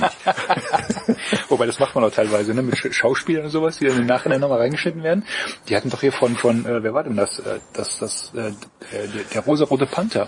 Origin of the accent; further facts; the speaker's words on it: East Germany, Germany; Ich bin Ossi